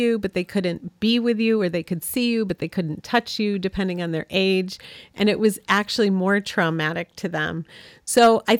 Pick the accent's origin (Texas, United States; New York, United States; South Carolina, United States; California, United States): New York, United States; where we grew up on Cayuga Lake in upstate New York, you know, we wanted them to understand how we grew up and to see our town